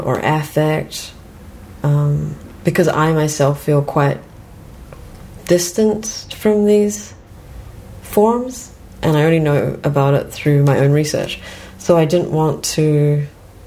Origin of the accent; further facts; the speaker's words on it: New Zealand; moved away as an adult; now in Canada; I also grew up in New Zealand